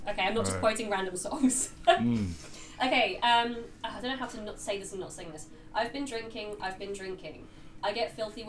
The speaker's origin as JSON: {"language": "English", "region": "England", "country": "United Kingdom", "moved": "yes", "said": "as an English person"}